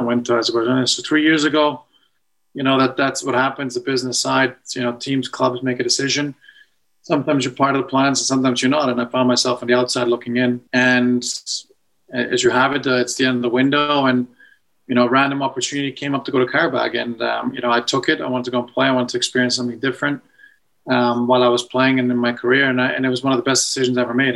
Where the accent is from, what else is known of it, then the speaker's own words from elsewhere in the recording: Edmonton, Alberta, Canada; moved away; growing up in Edmonton